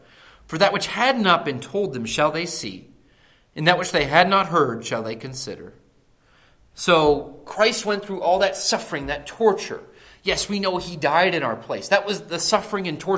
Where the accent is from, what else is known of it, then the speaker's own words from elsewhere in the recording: close to Akron, Northeast Ohio, United States; moved away; I grew up in Northeast Ohio